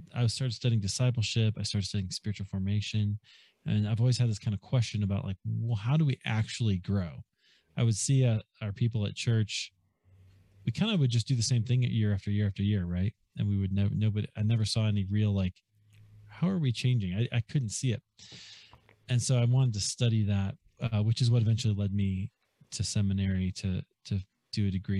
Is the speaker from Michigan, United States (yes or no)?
no; Des Moines, Iowa, United States; moved away as an adult; also born or lived in Chicago; I grew up in Des Moines, Iowa